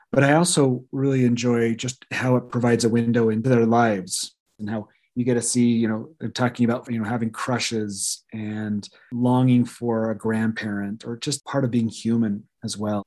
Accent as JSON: {"language": "English", "region": "the West", "country": "United States", "tie": "born or raised there", "said": "I grew up in the West"}